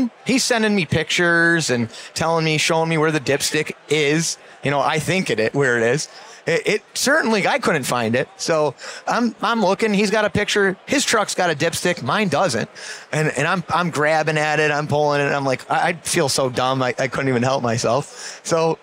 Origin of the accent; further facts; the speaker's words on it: Buffalo, New York, United States; I'm from Buffalo, New York